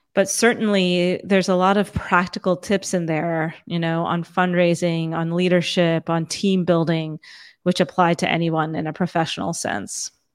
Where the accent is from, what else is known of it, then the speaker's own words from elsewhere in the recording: Fremont, California, United States; also born or lived in Saratoga, California / San Jose, California / India; I grew up in, in first, a small town that's about an hour and, uh, south and east of San Francisco called Fremont